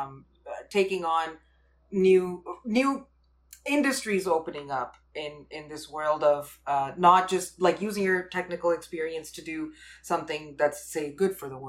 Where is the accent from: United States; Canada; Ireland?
Canada; I'm Canadian, but my parents are from India, and I grew up in a very sort of traditional household.